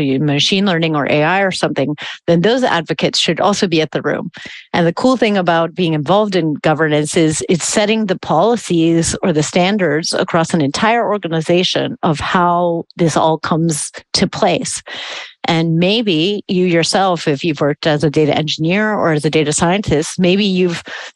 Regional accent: United States; now in Germany; As an American

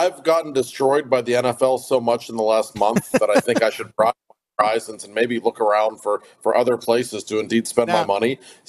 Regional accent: Peters Township, Pennsylvania, United States; I grew up in Peters Township, 10 minutes from the Meadows.

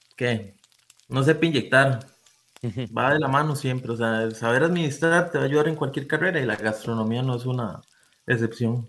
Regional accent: San Vito, Puntarenas, Costa Rica; yo soy de San Vito Cotobruz también

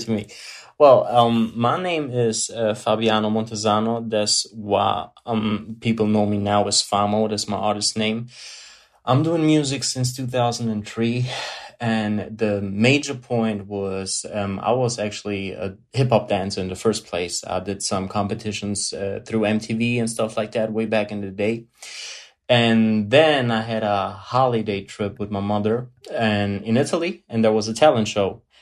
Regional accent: Germany; English is a second language; Born, born and raised in Germany, but uh, pure blood Italian

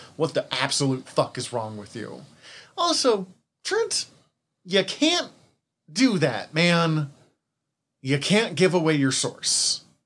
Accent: Missoula, Montana, United States; I'm an introvert from Missoula.

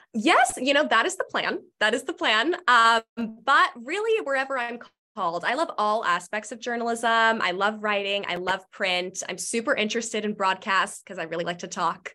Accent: Marietta, Georgia, United States; I grew up in Marietta, and I went to Wheeler High School

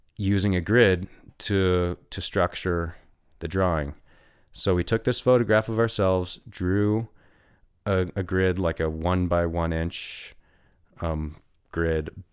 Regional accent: Steamboat Springs, Colorado, United States; I lived in Steamboat for twenty years. It's my hometown

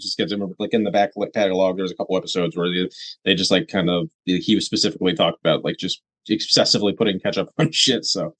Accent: Rochester, New York, United States; I tell people I'm from Rochester and I don't specify New York

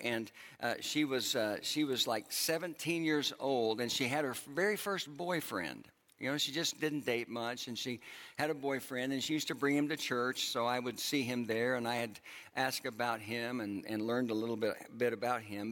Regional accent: Oklahoma, United States; moved away; my home uh, where I grew up in Oklahoma

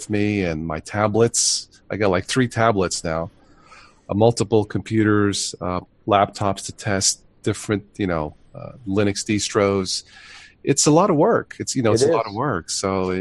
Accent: New York, United States; moved away; also born or lived in Florida; I was born in New York

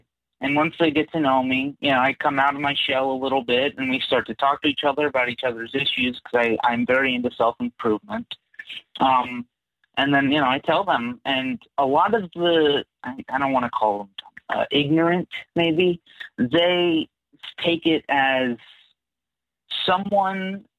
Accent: California, United States; I'm from California, and I'm actually 16.

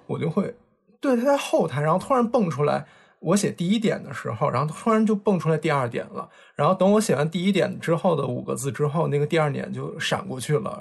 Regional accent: Beijing, China; accent: Beijing accent; 那俩人都是北京人，然后他们俩就属于聊天有时候北京口音特别重的那一种，所以我不知道大家今天听到我们的节目会不会觉得我的口音也重了一点？

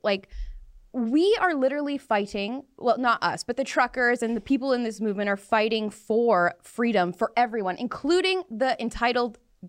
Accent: Abbotsford, British Columbia, Canada; My hometown. Abbotsford.

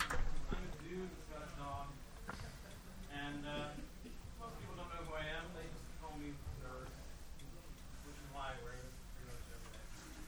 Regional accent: West Coast, United States; By the way, thank you all for coming, because I am from the West Coast, and when I got here the other day

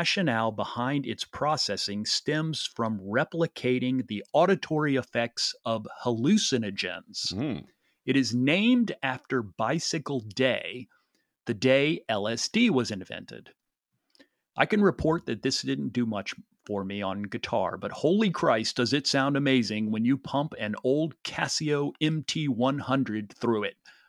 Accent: Peoria, Illinois, United States; I think my hometown of Peoria, Illinois.

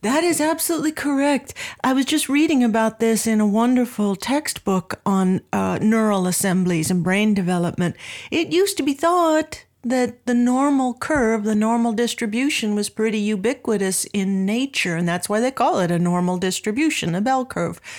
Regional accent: Anaheim, California, United States; I grew up in Southern California in Anaheim

